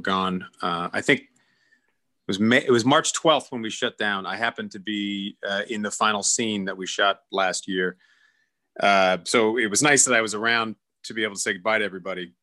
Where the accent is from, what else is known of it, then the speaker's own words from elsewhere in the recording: Oregon, United States; moved away; we're from Oregon